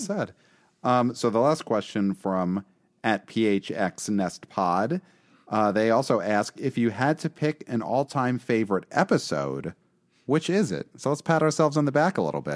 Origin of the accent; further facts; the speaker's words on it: New York City, New York, United States; I'm from Brooklyn, we don't say y'all